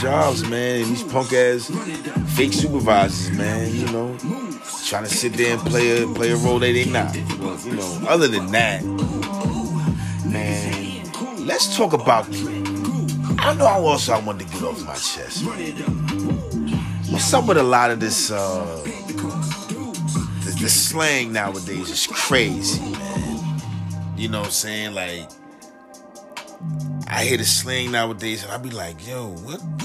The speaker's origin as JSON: {"language": "English", "town": "Jersey City", "region": "New Jersey", "country": "United States", "said": "where I'm from, man, I'm from Jersey City 201, Chilltown, USA"}